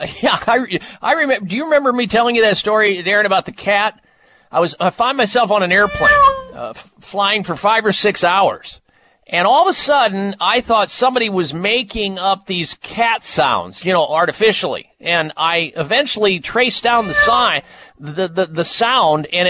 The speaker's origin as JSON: {"language": "English", "region": "Midwest", "country": "United States", "tie": "born or raised there", "said": "when I was growing up in the Midwest"}